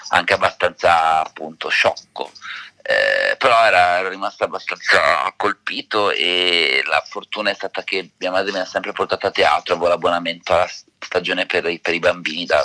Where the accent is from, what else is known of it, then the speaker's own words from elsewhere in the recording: Udine, Friuli-Venezia Giulia, Italy; prima di quello del teatro era eh, a Udine, perché io sono friulano di Udine, ed ero a teatro con mia madre